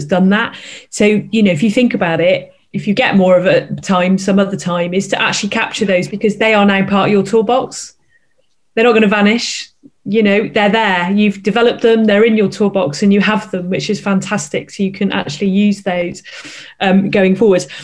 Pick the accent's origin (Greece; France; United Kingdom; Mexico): United Kingdom; Bristol, South West England; I'm from Bristol, so I can say OOR.